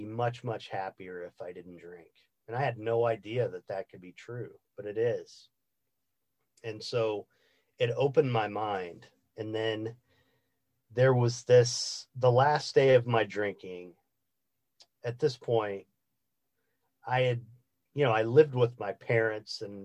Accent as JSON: {"language": "English", "region": "Indiana", "country": "United States", "tie": "born or raised there", "said": "I grew up in the Midwest of the United States in the state of Indiana"}